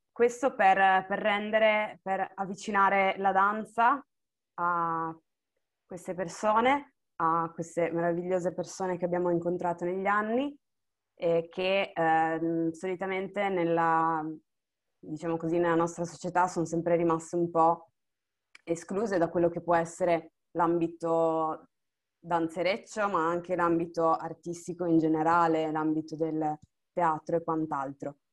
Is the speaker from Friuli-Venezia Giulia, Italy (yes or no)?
yes; Monfalcone, Friuli-Venezia Giulia, Italy; moved away as an adult; now in Bologna, Italy; sono nata a Monfalcone, vivo attualmente a Bologna